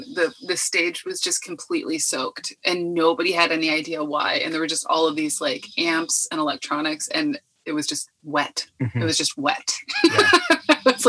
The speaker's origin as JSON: {"language": "English", "region": "Pennsylvania", "country": "United States", "said": "I'm from Pennsylvania."}